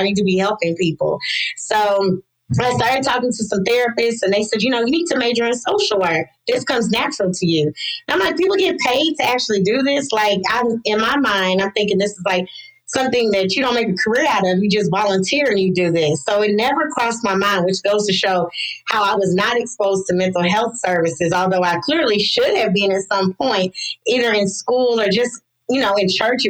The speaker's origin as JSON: {"language": "English", "town": "Lexington", "region": "Kentucky", "country": "United States", "also_born_or_lived": "Louisville, Kentucky", "moved": "as an adult", "lives_now": "Mississippi, United States", "said": "I'm originally from Kentucky, Lexington, Kentucky."}